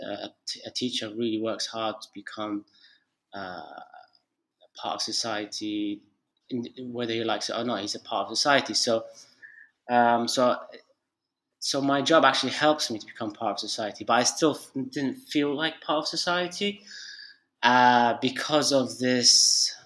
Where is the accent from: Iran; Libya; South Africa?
Libya; Tripoli; moved away; also born or lived in United Kingdom / Turkey; my home country, Libya, Tripoli, Libya